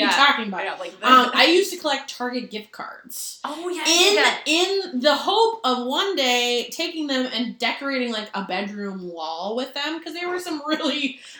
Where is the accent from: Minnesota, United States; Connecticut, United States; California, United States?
Minnesota, United States; I'm from Minnesota and I'm wearing a Minnesota hoodie.